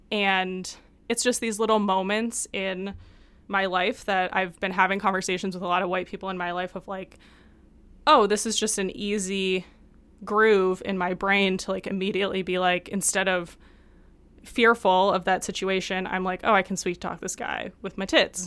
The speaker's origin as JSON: {"language": "English", "town": "Detroit", "region": "Michigan", "country": "United States", "tie": "born or raised there", "said": "growing up in Detroit"}